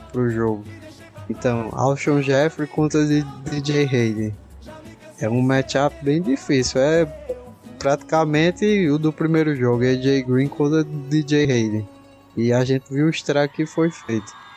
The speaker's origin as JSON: {"language": "Portuguese", "region": "Northeast Region", "country": "Brazil", "said": "eu sou do Nordeste"}